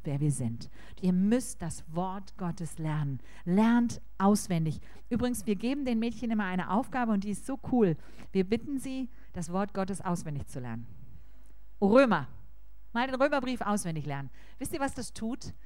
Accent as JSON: {"language": "German", "country": "Germany", "said": "bei uns in Deutschland"}